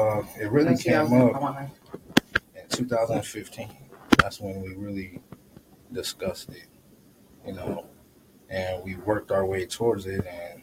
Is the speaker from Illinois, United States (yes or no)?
yes; Illinois, United States; now in Phoenix, United States; I'm from Illinois.